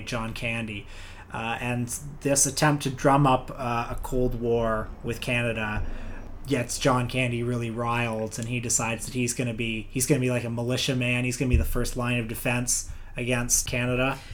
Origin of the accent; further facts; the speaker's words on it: United States; we as an American people